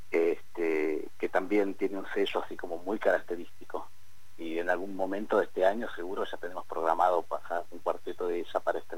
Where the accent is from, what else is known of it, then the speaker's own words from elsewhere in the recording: Buenos Aires, Argentina; now in Neuquén, Argentina; yo eh, vengo de Buenos Aires. Eh, hace, en el 2009